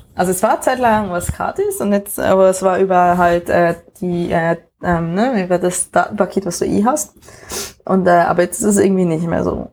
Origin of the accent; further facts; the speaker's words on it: near Worb, Emmental, Bern, Switzerland; moved away; so neben Worp ähm, und also quasi auch in der Nähe, wo ich aufgewachsen bin